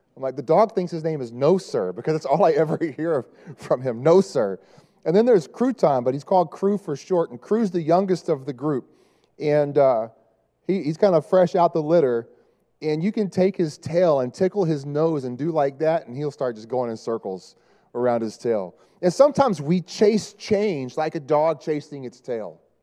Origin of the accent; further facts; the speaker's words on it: Dallas, Texas, United States; moved away; I'm from Dallas